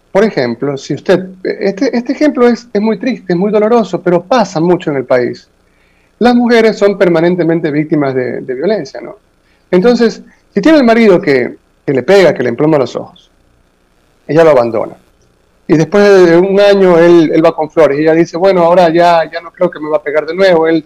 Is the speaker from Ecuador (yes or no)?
yes; Ecuador; Aquí, nosotros somos una colonia norteamericana.